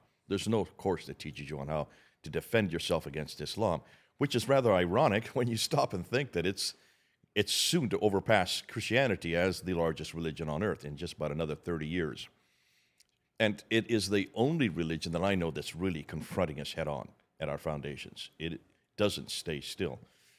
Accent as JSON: {"language": "English", "country": "India", "tie": "born or raised there", "said": "So I grew up in India. My parents were missionaries there."}